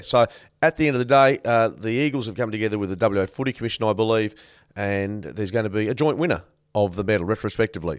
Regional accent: Canada; I was born in Canada.

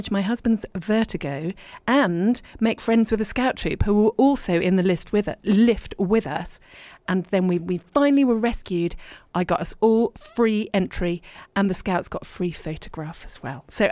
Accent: Dorset, South West England, United Kingdom; moved away as an adult; also born or lived in Richmond, London / London / abroad; now in East Sheen, United Kingdom; I was born in Richmond and then I moved to Dorset and I was brought up there

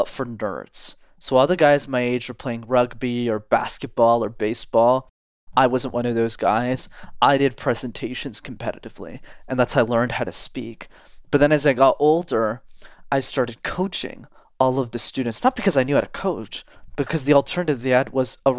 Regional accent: Montreal, Quebec, Canada; I grew up in Montreal in Canada, which is a city where you need to know how to speak French. And I'm still based there and I live there.

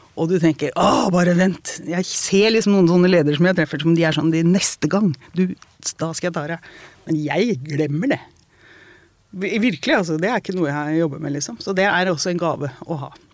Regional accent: Porsgrunn, Vestfold og Telemark, Norway; Jeg vokste opp i Porsgrunn

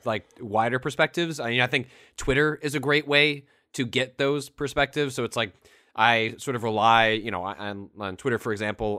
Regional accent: Northwest suburbs of Chicago, Illinois, United States; moved away as an adult; also born or lived in San Francisco; the Daily Herald, which is the Northwest suburbs uh, of Chicago local paper

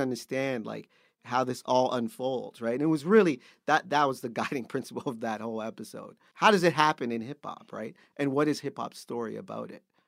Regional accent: Canada; being Canadian

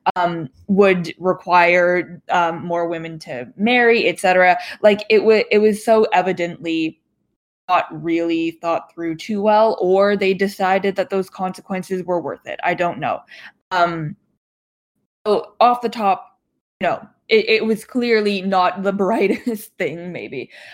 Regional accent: Toronto, Ontario, Canada; also born or lived in Yiyang, Hunan, China; I grew up around like in the Toronto ish area

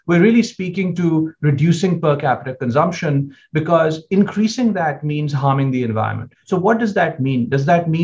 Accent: United States; as an American

